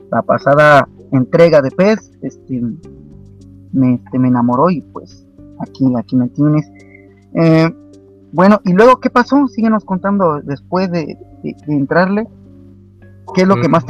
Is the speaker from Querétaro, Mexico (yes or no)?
yes; Querétaro, Mexico; ¿de dónde eres, querido amigo? De Querétaro. De Querétaro, México. ¿Cuántos años tienes? 16. ¿16 años? Sí.